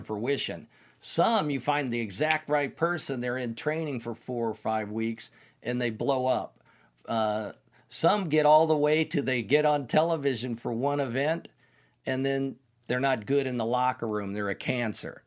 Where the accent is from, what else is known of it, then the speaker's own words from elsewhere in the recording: Indianapolis, Indiana, United States; I'm from Indianapolis